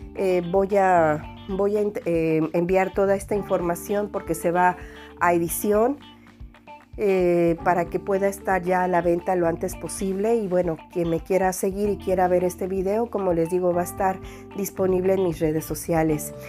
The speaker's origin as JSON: {"language": "Spanish", "country": "Mexico", "moved": "yes", "lives_now": "France", "said": "vive en el extranjero y que somos mexicanos"}